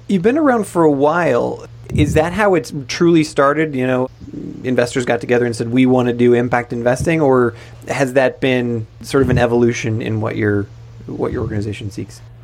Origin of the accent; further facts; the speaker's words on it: United States; moved away; I'm definitely an American